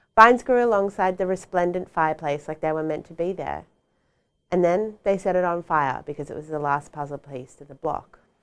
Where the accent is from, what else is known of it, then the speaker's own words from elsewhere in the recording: Sydney, New South Wales, Australia; moved away; also born or lived in West End, Brisbane; when I was a kid and I was growing up in Sydney